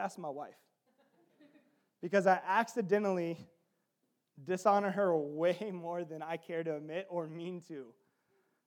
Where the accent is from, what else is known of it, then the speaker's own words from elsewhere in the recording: the South, United States; I'm from the South